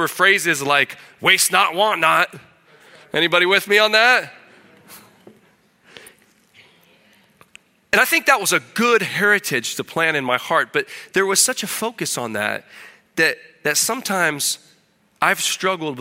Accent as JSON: {"language": "English", "region": "Illinois", "country": "United States", "tie": "born or raised there", "also_born_or_lived": "Keokuk, Iowa", "moved": "as an adult", "lives_now": "Peru", "said": "I was born in Keokuk, Iowa, so I guess I'm an Iowan. I'm not sure if Iowan is the right word. That was because I lived across the river in Illinois, but there was no hospital, so they brought me over there to be born in Iowa, plant my flag, right? Immigrant baby, right? I came back to eat some Iowa beef and claim my heritage, but grew up in a farming family in Illinois"}